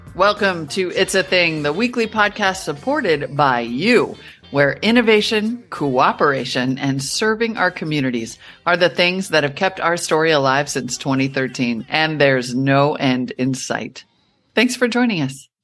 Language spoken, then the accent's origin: English; United States; also born or lived in Montana / North Dakota; when I was growing up in Montana and North Dakota